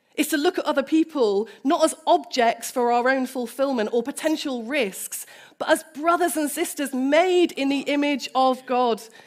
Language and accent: English; United Kingdom; As a British person